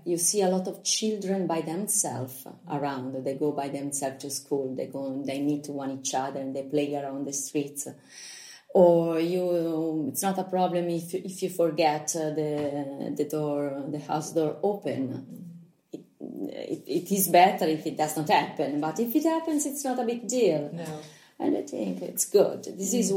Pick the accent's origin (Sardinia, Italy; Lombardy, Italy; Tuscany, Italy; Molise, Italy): Tuscany, Italy; Lucca; English is a second language; I am a Lucchese doc. I was born here, grown up here.